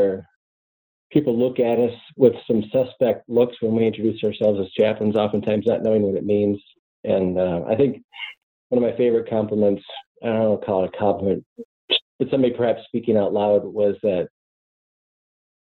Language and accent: English; suburbs of Minneapolis, Minnesota, United States; I'm just a kid from the upper Midwest. I grew up in the suburbs of the Minneapolis area